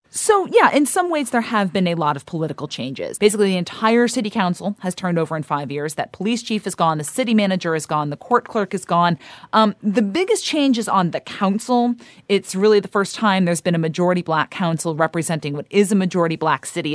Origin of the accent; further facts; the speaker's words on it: St. Louis, Missouri, United States; I grew up in Saint Louis